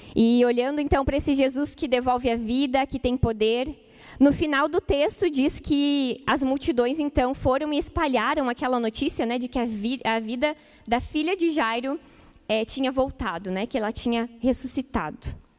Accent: Ijuí, Rio Grande do Sul, Brazil; moved away; lá em Juí, na minha cidade natal, Rio Grande do Sul

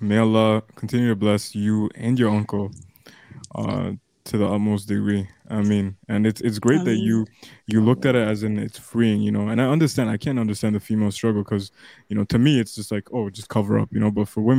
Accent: near Toronto, Ontario, Canada; me and Rami in near Toronto

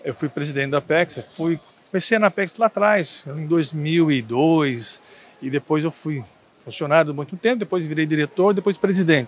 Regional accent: São Carlos, São Paulo, Brazil; also born or lived in Patos de Minas, Minas Gerais; E depois fui para São Carlos, onde eu cresci em São Carlos.

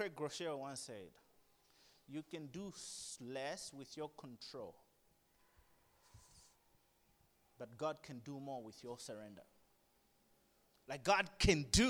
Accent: Blantyre, Southern Region, Malawi; also born or lived in Lilongwe; I grew up in Blanta. I was born in Longwa, grew up here.

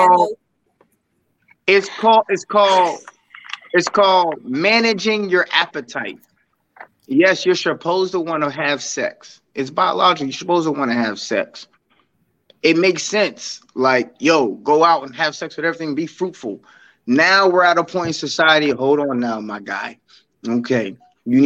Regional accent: Aliquippa, Pennsylvania, United States; also born or lived in Hopewell; growing up in Quip, there's a mentality that I had

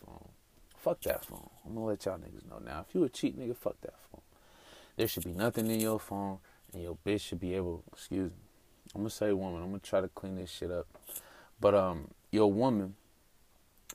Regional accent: Denver, Colorado, United States; moved away as an adult; now in Atlanta, United States; I moved to Atlanta recently. I'm from Denver, Colorado.

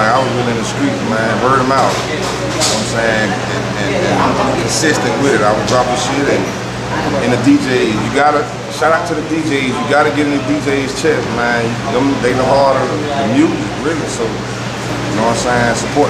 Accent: Tampa, Florida, United States; I'm from Tampa, so Tampa Bay.

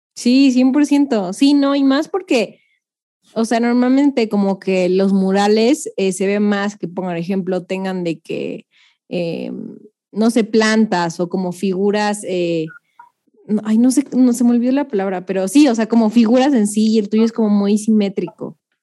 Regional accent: Mexico; nosotros mexicanos

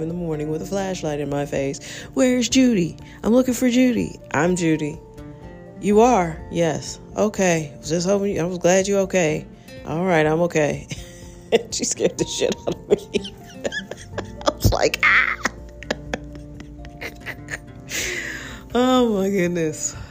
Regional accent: United States; I'm an American. I love being American

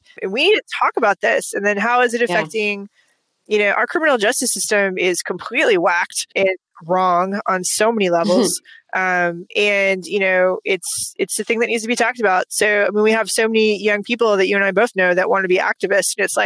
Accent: Georgia, United States; I'm from Georgia

